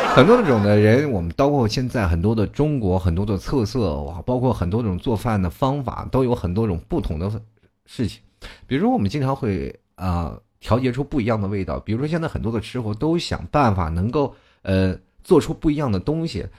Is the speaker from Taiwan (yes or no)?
no; China; 我们中国人